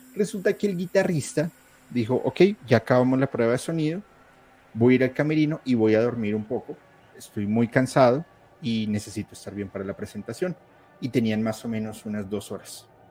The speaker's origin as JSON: {"language": "Spanish", "country": "Colombia", "said": "soy colombiano"}